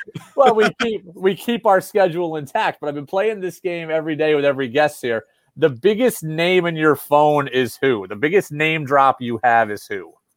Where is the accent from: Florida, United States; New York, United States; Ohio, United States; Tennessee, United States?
New York, United States; Albany; now in Boston, United States; I was from Albany.